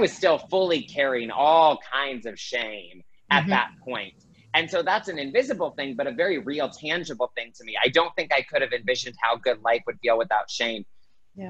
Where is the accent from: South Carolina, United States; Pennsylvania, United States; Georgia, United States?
South Carolina, United States; Greenville; now in Los Angeles, United States; I grew up in Greenville, South Carolina, so I definitely have Southern roots in me